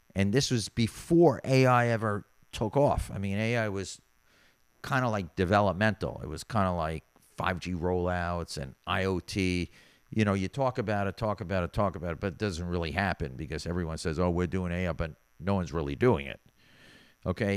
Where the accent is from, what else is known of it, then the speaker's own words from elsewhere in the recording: New York, United States; moved away as an adult; now in Miami Beach, United States; being a New Yorker